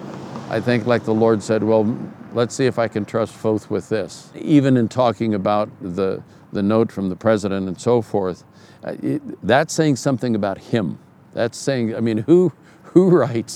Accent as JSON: {"language": "English", "town": "Oakland", "region": "California", "country": "United States", "tie": "born or raised there", "also_born_or_lived": "Washington, District of Columbia, United States", "moved": "as an adult", "lives_now": "Colorado, United States", "said": "I'm a kid from East Oakland, California"}